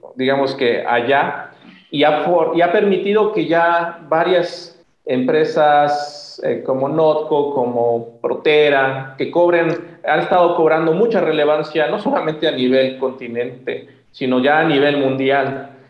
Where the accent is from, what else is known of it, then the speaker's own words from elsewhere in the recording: Mexico; en México hay muchas, tenemos muchos problemas